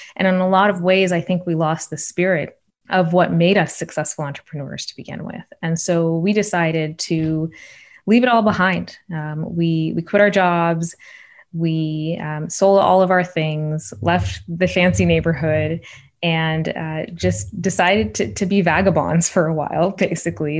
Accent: Shawnee, Oklahoma, United States; moved away; I'm the oldest child of immigrants from India growing up in Shawnee, Oklahoma in the eighties and nineties

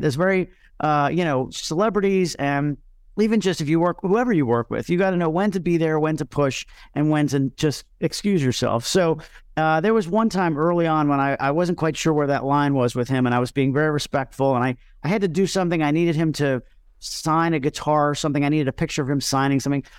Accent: Miami, Florida, United States; My hometown is Miami, Florida

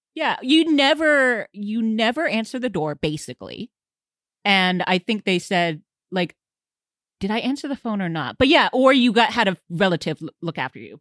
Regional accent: Houston, Texas, United States; I grew up in Houston and Huntsville is just north of there

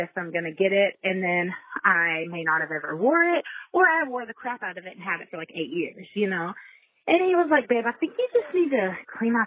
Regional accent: Texas, United States; also born or lived in Colorado; I'm 34 and I am from Texas

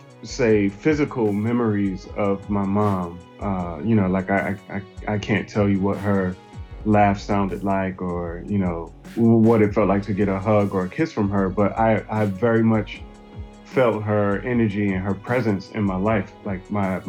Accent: Hartsville, South Carolina, United States; also born or lived in Brooklyn, United States; now in Atlanta, United States; I was born in Brooklyn, New York, but I grew up mostly in a small town in South Carolina called Hartsville, South Carolina.

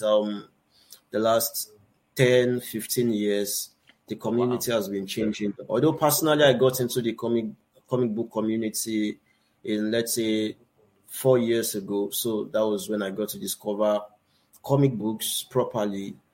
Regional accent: Oyo, Nigeria; basically from Nigeria, from um, Oyo State, Nigeria, and um, I'm presently in Nigeria as well

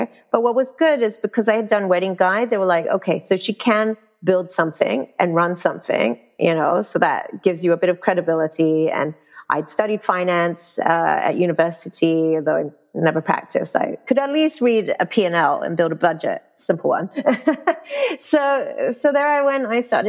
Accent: Malaysia; And I knew Malaysia because I am Malaysian. So I know what the talent is like.

